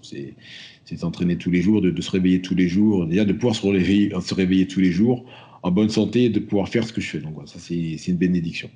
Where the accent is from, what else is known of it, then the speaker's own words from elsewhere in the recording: France; je suis français, mais, mais, si je suis africain et je porte mes, racines de, la même manière